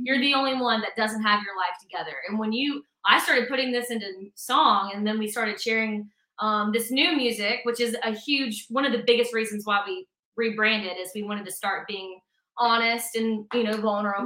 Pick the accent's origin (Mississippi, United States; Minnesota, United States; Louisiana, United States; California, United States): Mississippi, United States; Mississippi Delta, United States; now in Nashville, United States; we are currently based out of Nashville, Tennessee, but we are sisters who were born and raised in the Mississippi Delta